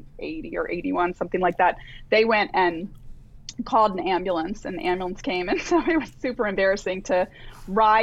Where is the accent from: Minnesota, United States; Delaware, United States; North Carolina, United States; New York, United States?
Delaware, United States; I grew up in Delaware in kind of a rural area